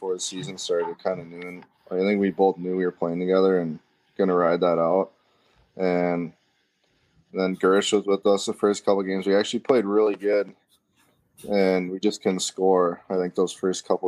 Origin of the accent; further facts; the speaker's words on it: Burnsville, Minnesota, United States; growing up in Burnsville, there's this place across the parking lot from the arena